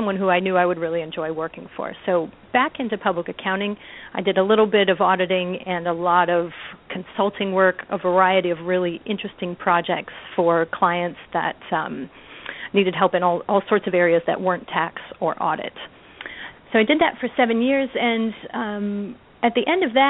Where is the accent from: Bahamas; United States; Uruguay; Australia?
United States; Midwest; also born or lived in San Jose, California; I'm from the Midwest